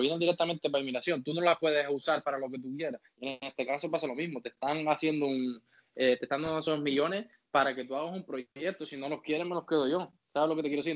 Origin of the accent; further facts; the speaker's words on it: Canary Islands, Spain; moved away; en mi tierra